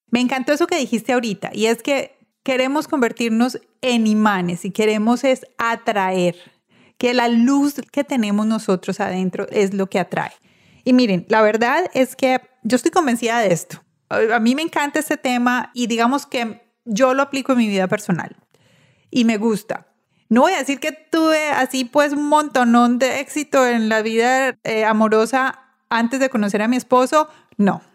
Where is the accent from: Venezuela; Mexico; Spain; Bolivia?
Venezuela; also born or lived in Tulsa, Oklahoma; now in South Florida, United States; Soy venezolana.